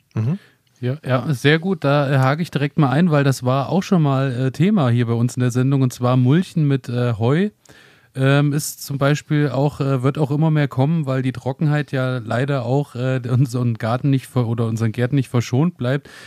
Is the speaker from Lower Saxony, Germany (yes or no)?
no; Thuringian Rhön, Germany; bei uns in der Rhön oder hier speziell in der Thüringer Rhön